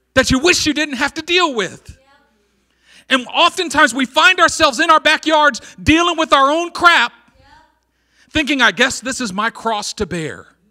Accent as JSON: {"language": "English", "town": "Oakland", "region": "California", "country": "United States", "said": "I'm from East Oakland"}